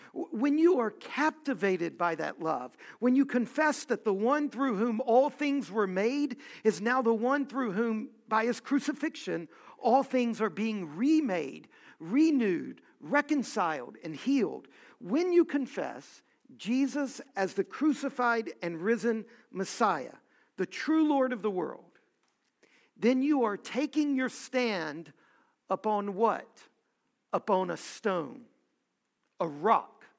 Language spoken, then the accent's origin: English; Louisiana, United States; I was born in Louisiana